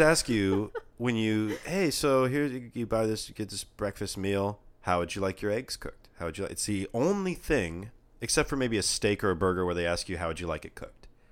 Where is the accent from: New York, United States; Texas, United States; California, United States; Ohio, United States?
California, United States; We're from California